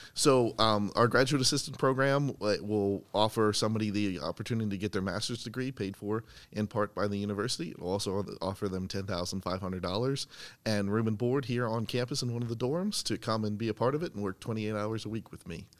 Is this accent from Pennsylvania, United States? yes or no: yes; Boiling Springs, Pennsylvania, United States; moved away; I'm from central Pennsylvania. I went to Boiling Springs High School